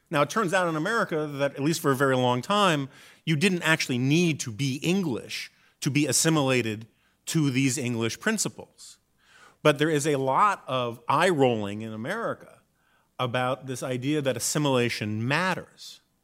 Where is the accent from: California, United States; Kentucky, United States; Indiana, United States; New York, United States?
New York, United States; New York City; born or raised there; now in Washington, United States